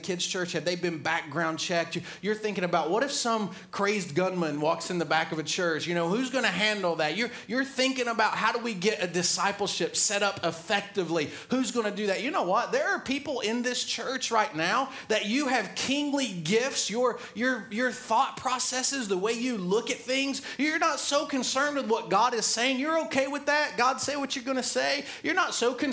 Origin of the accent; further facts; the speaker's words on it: the South, United States; I grew up in the South